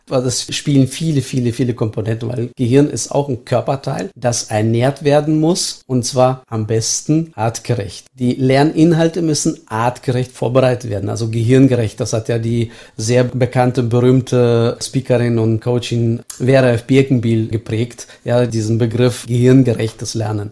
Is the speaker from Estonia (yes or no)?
yes; Estonia; now in Germany; ich bin in der ehemaligen Sowjetunion aufgewachsen als Deutscher